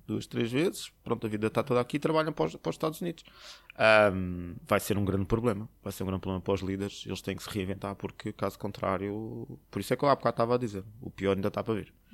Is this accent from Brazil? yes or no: no; Portugal; moved away as an adult; also born or lived in Slovakia / Poland / China / Canada; eu sou português